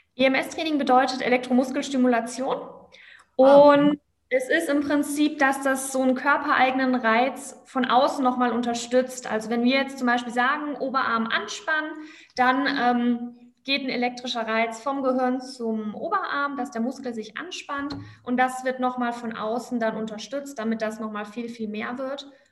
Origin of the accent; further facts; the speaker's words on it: Black Forest, Baden-Württemberg, Germany; moved away as an adult; now in Cologne, Germany; ursprünglich komme ich aus dem Schwarzwald